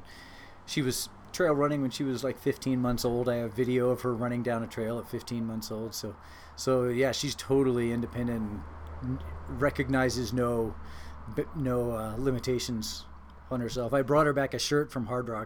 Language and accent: English; Laurel, Maryland, United States; Is where I spent most of my childhood